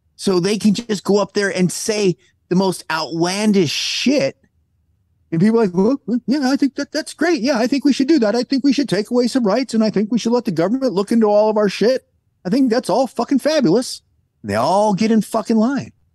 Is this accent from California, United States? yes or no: yes; California, United States; there are a bunch of people I grew up with in California